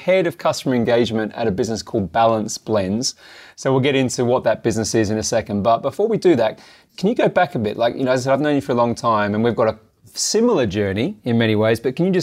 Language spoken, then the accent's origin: English; Adelaide, South Australia, Australia; moved away; we grew up together in Adelaide, South Australia